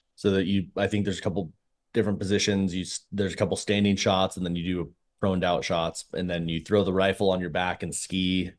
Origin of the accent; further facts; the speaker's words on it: San Diego, California, United States; moved away; I grew up in San Diego